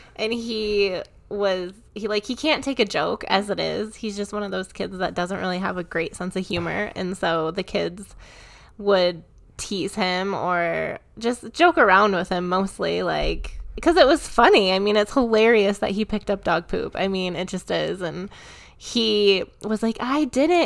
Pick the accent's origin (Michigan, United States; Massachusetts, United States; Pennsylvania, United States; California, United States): Michigan, United States; now in Colorado, United States; I grew up in Michigan